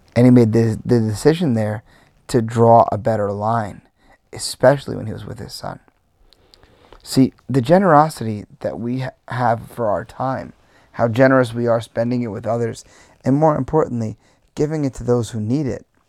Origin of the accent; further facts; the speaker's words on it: Long Island, New York, United States; as a New Yorker, where, you know, living on Long Island, I could go to the beach whenever I wanted my whole life